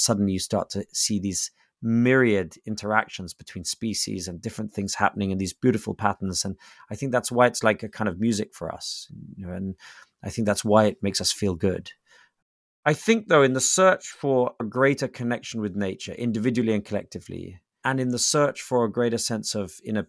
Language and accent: English; England, United Kingdom; I'm English.